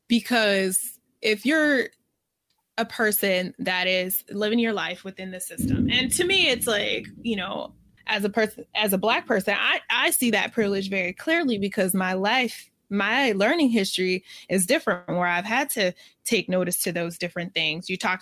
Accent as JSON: {"language": "English", "country": "United States", "said": "But from our lens and our vantage point, being American, a lot of times when I speak, I can speak mostly about this"}